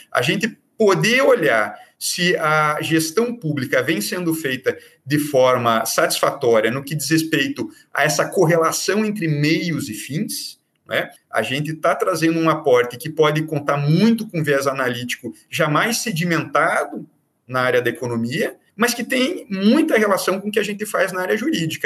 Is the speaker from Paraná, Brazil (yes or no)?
yes; Curitiba, Paraná, Brazil; moved away as an adult; now in Bahia, Brazil; sou paranaense, sou de Curitiba